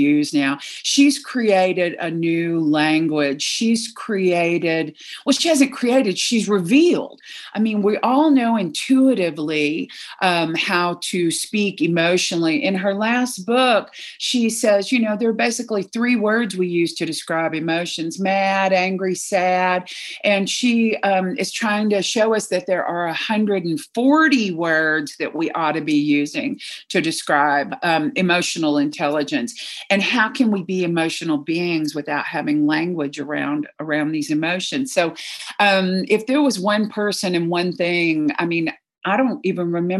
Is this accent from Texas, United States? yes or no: yes; Texas, United States; I was raised in Texas as a devout Southern Baptist